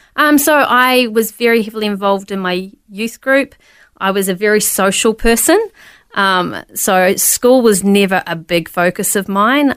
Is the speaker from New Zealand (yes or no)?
yes; New Zealand; I was born in New Zealand